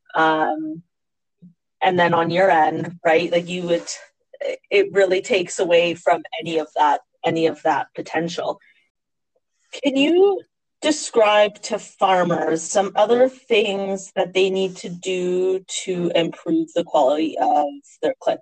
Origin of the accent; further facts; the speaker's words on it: Canada; we as Canadian farmers